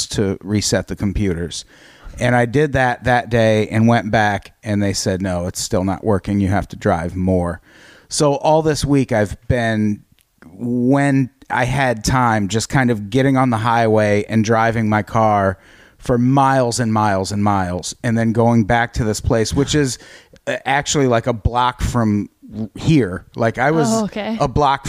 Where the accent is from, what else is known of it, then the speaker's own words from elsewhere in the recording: Midwest, United States; now in California, United States; I grew up in the Midwest